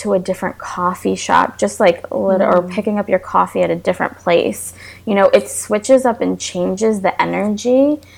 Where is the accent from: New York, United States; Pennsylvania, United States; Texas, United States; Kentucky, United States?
New York, United States; moved away as an adult; now in Florida, United States; I'm from New York and I moved to Florida because I needed to be near sunlight and the beach and water